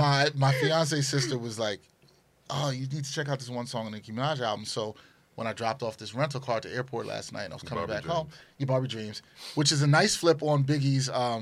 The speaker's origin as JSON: {"language": "English", "region": "New York", "country": "United States", "said": "It's going to be a lot more boom bap. I'm from New York."}